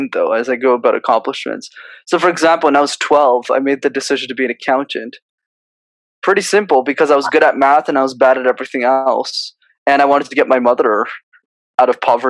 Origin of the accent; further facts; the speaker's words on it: Montreal, Quebec, Canada; I was born in Montreal, so I'm a born Canadian citizen.